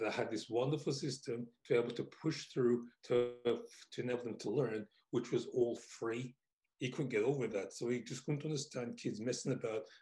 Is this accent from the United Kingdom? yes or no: yes; England, United Kingdom; what life was like for me growing up in England.